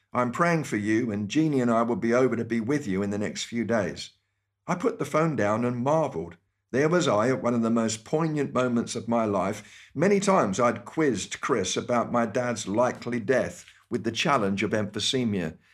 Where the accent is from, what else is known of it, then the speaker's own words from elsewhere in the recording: United Kingdom; accent: British; moved away as an adult; my British accent